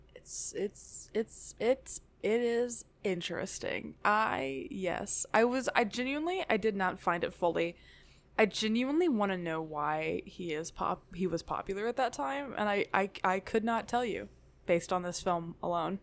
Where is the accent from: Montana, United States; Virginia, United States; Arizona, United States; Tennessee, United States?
Tennessee, United States; also born or lived in Nashville; I grew up in Tennessee